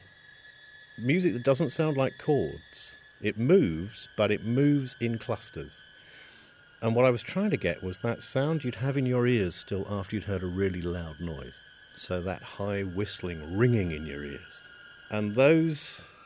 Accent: United Kingdom; I am a British composer and writer and broadcaster

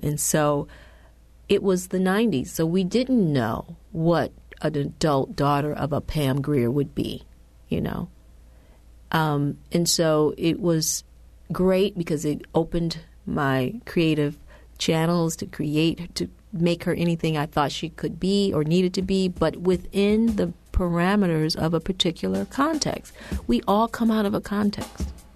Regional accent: Detroit, Michigan, United States; I grew up in Detroit.

